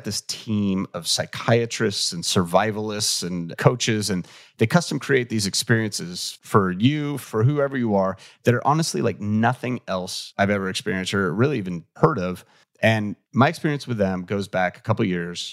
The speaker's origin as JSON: {"language": "English", "town": "Los Angeles", "region": "California", "country": "United States", "said": "I'm from"}